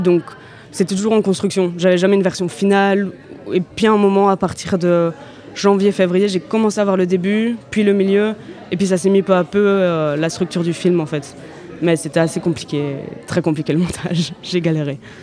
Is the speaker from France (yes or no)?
no; Brussels, Brussels-Capital Region, Belgium; je viens de Bruxelles